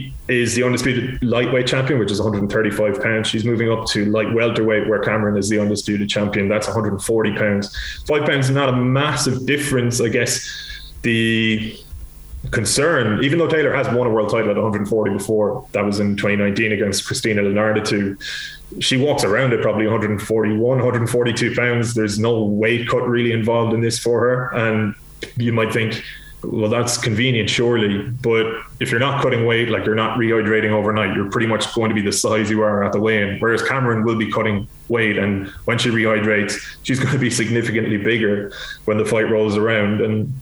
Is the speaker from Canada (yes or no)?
no; Ireland; But as an Irish sports fan, I'd love nothing more than if she was to win this and just walk away